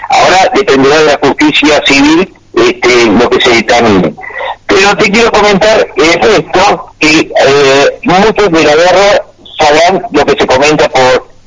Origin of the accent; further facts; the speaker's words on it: Argentina; el honor que tengo de ser argentino.